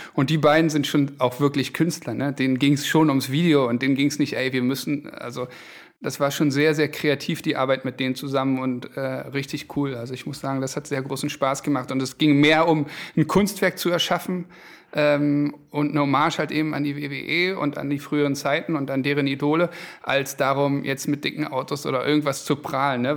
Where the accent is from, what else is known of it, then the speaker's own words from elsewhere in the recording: Berlin, Germany; also born or lived in Düsseldorf; Ich bin Berliner, habe aber in Düsseldorf studiert BWL